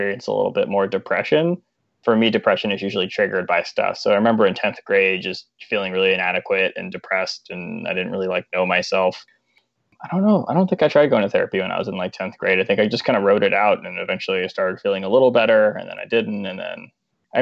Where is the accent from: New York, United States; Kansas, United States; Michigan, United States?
New York, United States; Long Island; I'm from Long Island